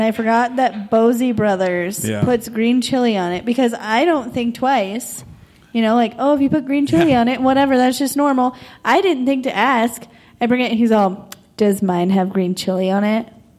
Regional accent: Albuquerque, New Mexico, United States; I've lived here my whole life, and I have a mom from northern New Mexico

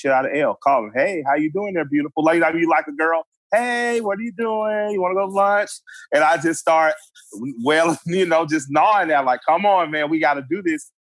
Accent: Atlanta, Georgia, United States; a black guy from Atlanta

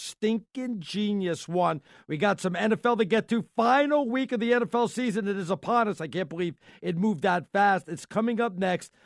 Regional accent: New York, United States; being a New Yorker

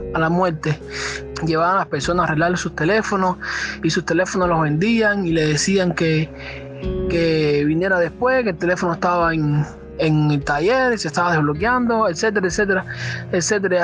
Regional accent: Cuba; Soy de acá de Cuba

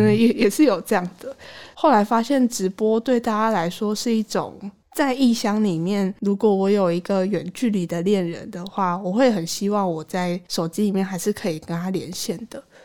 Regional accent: Tainan, Taiwan; moved away as an adult; now in Taipei, Taiwan; 我是在台南关庙出生长大的小朋友。二零一五年的时候，我第一次上大学来台北

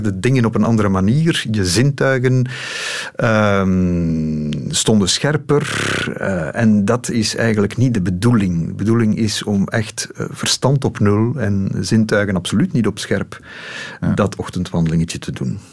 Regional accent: Lokeren, Flanders, Belgium; ik ben opgegroeid in Lokeren.

